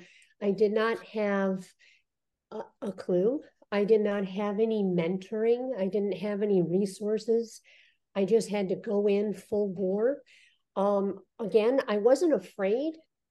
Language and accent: English; Michigan, United States; moved away as an adult; also born or lived in New York / California; I was born and raised in Michigan